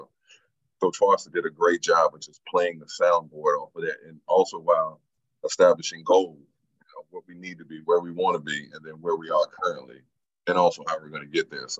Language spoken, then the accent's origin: English; Newport News, Virginia, United States; I'm from Newport News, Virginia.